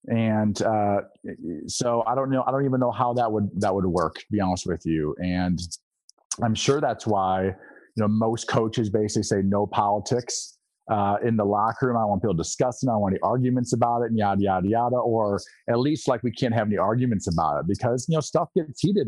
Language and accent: English; Eastern Iowa, United States; I grew up in Eastern Iowa, which is definitely more purple